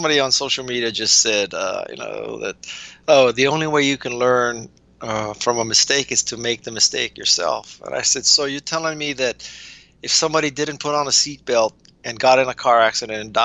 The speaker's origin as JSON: {"language": "English", "town": "Honolulu", "region": "Hawaii", "country": "United States", "tie": "born or raised there", "said": "I was raised in Honolulu, Hawaii"}